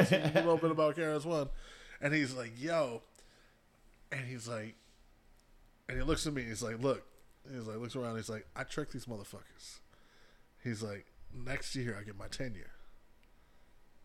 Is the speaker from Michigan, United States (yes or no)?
yes; Ann Arbor, Michigan, United States; I grew up in Ann Arbor.